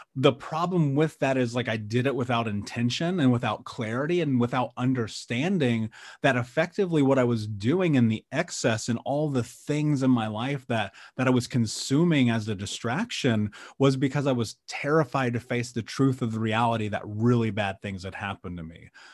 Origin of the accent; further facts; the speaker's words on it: Indianapolis, Indiana, United States; I grew up in Indianapolis, um, the middle of America